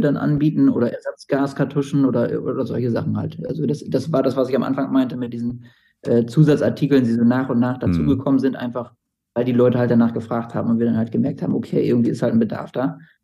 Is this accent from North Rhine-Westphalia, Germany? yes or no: no; Bremen, Germany; ich bin Bremer